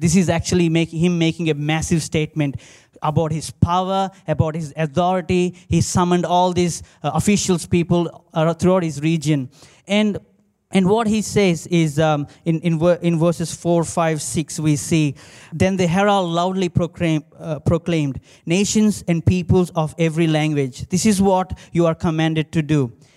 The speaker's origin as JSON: {"language": "English", "country": "India", "tie": "born or raised there", "moved": "yes", "lives_now": "Australia", "said": "growing up in India"}